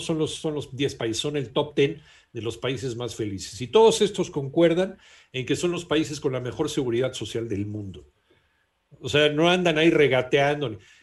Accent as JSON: {"language": "Spanish", "country": "Mexico", "said": "a los mexicanos"}